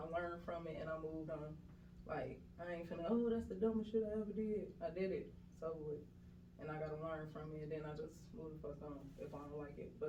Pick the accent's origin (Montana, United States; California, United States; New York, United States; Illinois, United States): Illinois, United States; Chicago; moved away as an adult; now in Atlanta, United States; I am from Chicago, Illinois. Illinois. Well, I'm from the south side.